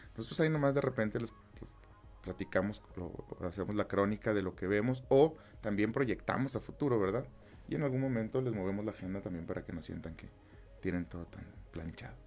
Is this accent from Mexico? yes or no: yes; Mexico; como mexicanos